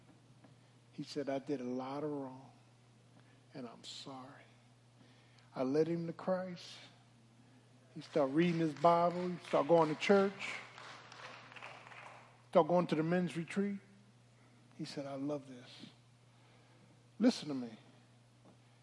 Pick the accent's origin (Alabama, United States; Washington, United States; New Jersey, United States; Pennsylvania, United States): Pennsylvania, United States; Philadelphia; I'm from Philly. South Philly.